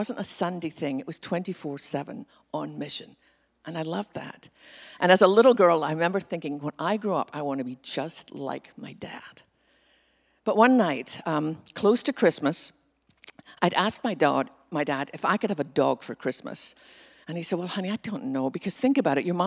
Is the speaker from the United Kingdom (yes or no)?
yes; west coast of Scotland, United Kingdom; now in Texas, United States; growing up in Scotland